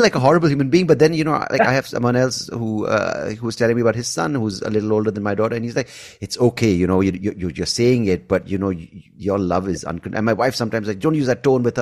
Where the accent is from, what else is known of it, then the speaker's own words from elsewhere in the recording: India; also born or lived in Bangalore; we're all Indian